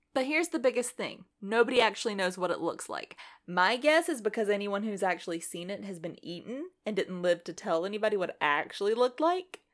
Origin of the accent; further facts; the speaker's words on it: United States; we're American